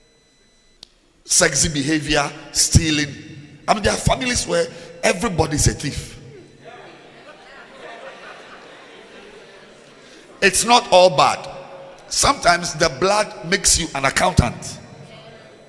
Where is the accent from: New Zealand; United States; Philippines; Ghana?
Ghana; I'm a Ghanaian